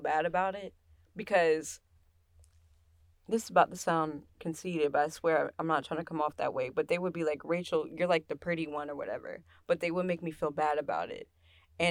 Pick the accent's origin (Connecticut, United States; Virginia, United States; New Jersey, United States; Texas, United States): Virginia, United States; Stafford; moved away as an adult; now in Richmond, United States; I'm from Stafford